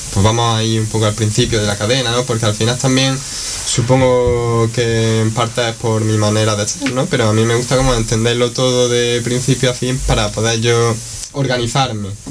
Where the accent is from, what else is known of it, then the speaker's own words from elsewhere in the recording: Granada, Andalusia, Spain; yo soy de aquí de Granada, vivo en el Cerrillo de Maracena